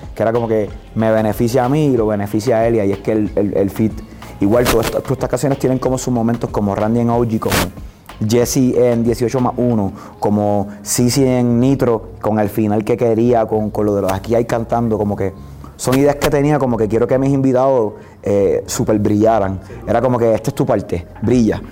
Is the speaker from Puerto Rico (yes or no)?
yes; Puerto Rico; soy de Puerto Rico